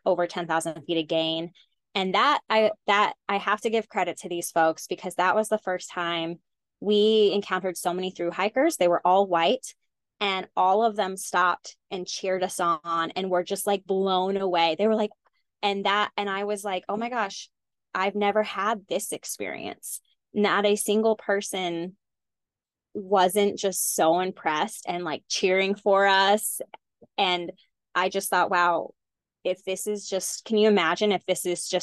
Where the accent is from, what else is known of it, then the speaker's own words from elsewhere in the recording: Texas, United States; I grew up in Texas